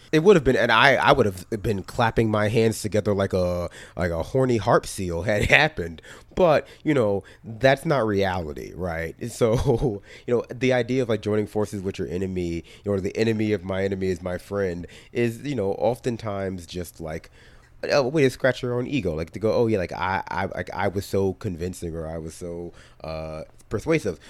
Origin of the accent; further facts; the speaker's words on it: New York City, New York, United States; I grew up in New York City